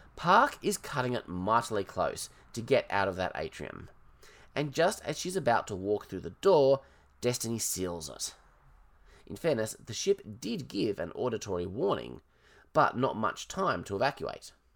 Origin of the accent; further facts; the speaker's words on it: Australia; I'm Australian